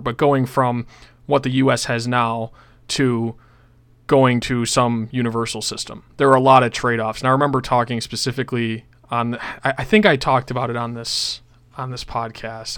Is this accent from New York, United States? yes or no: yes; Buffalo, New York, United States; I'm from Buffalo, New York